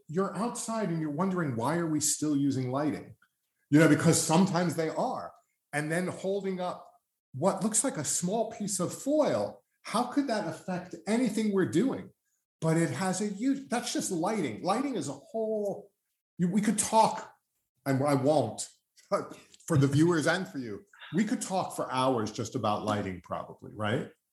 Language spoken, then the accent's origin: English; United States; as an American